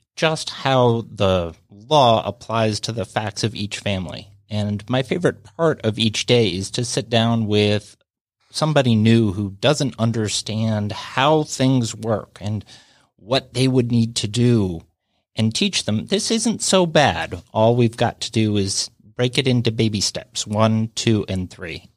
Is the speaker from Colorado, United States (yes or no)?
yes; Denver, Colorado, United States; moved away as an adult; also born or lived in Atlanta; now in Alpharetta, United States; I grew up in Denver